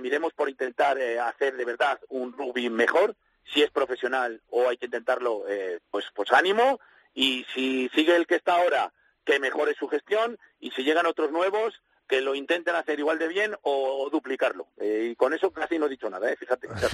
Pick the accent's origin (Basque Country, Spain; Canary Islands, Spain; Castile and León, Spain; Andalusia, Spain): Castile and León, Spain; Valladolid; Como vallisoletano